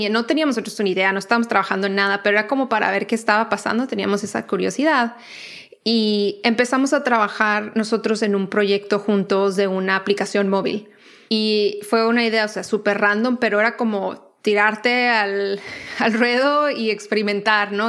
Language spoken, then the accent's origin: Spanish; Tijuana, Baja California, Mexico; moved away as an adult; also born or lived in New York; now in United States; yo crecí en Tijuana, entonces crecí muy expuesta a todo lo que era el contenido de películas y series y todo americano